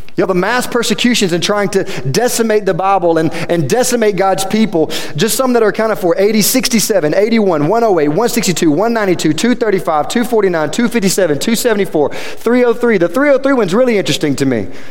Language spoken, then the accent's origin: English; Quitman, Louisiana, United States; I came from Quitman, Louisiana. Half of you don't even know where that's at still, and I talk about it all the time. 15 minutes that direction, south of here. That's where I'm from.